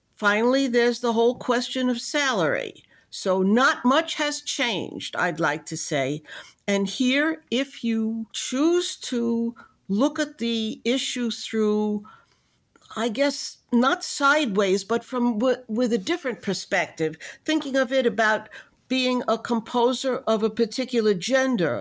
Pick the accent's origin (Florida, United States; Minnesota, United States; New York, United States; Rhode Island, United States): New York, United States; New York City; also born or lived in Memphis, Tennessee; although I am born in the city of Memphis, Tennessee, I grew up in New York City, even though in outer borough